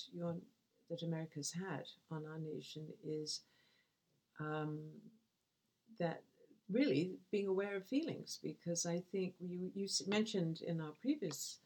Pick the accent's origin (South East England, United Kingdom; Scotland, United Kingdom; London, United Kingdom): London, United Kingdom; Essex; where I'm from, which used to be Essex, which is now part of London